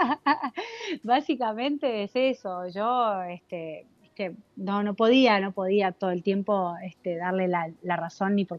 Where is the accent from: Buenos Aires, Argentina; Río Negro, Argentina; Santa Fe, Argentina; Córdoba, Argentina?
Río Negro, Argentina; Cipolletti; moved away; also born or lived in La Plata; cuando me fui de Cipoletti, em, me fui a vivir a La Plata